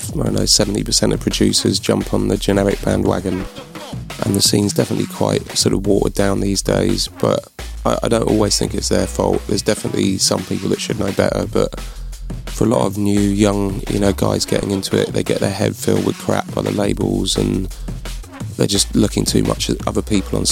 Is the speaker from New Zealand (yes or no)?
no; London, United Kingdom; moved away as an adult; now in Bristol, United Kingdom; I am from London, but I've been up here about 10 years now